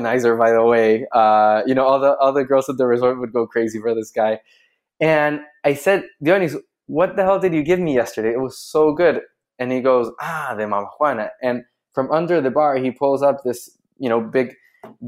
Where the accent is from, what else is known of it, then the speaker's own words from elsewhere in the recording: Chile; So I'm from Chile. I'm a Chilean guy